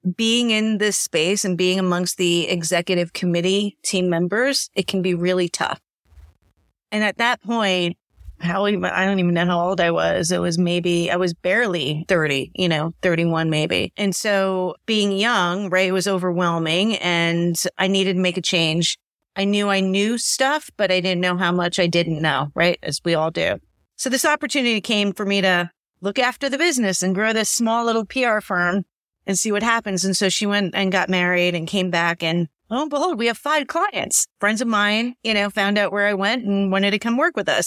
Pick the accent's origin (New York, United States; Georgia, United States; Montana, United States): New York, United States; I'm a New Yorker